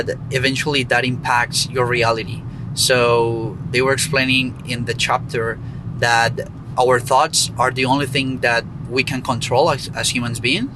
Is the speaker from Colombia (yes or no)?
yes; Colombia; moved away; I am from Colombia, by the way, so it was in my hometown